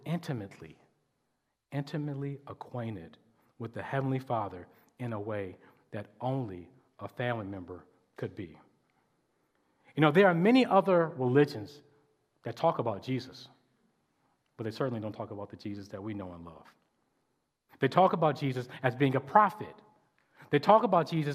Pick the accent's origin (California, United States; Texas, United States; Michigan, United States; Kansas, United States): Michigan, United States; Detroit; I grew up in Detroit, over on off the east side